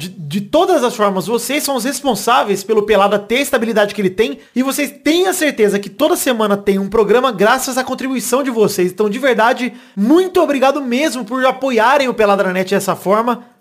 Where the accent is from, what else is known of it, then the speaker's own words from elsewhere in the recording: Araraquara, São Paulo, Brazil; now in São Paulo, Brazil; eu sou de Araraquara e moro em São Paulo há alguns anos.